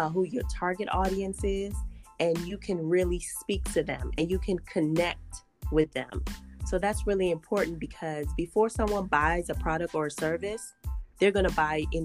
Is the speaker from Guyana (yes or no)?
yes; Guyana; I'm also Caribbean. I was born in Guyana